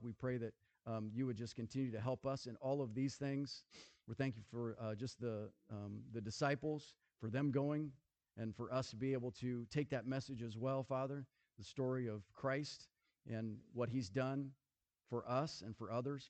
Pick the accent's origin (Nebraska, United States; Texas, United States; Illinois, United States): Nebraska, United States; I grew up in Nebraska. I grew up on the farm.